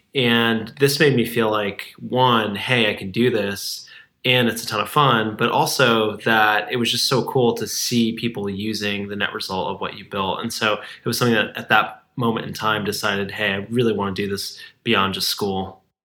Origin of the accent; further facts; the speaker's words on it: Edison, New Jersey, United States; also born or lived in Brooklyn, New York; I was raised in a town called Edison